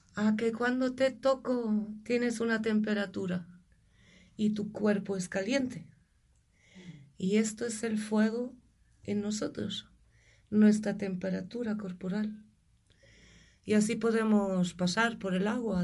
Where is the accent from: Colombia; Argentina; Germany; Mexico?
Germany; moved away as an adult; also born or lived in Galicia, Spain / El Bierzo, Spain / Pyrenees, Spain / Valladolid, Spain; now in Spain; Yo nací en Alemania. Siempre he sabido que allí no quería vivir y hace casi 30 años pues cogí una furgoneta